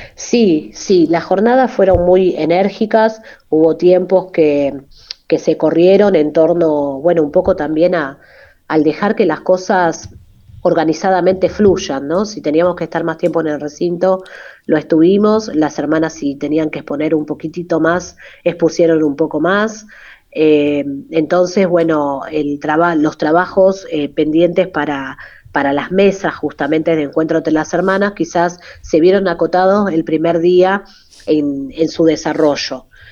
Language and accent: Spanish; Buenos Aires, Argentina; nací acá en Buenos Aires